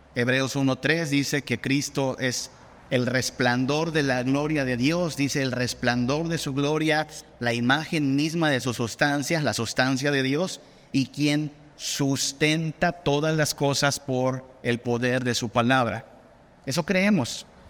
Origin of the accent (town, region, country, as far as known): Mexico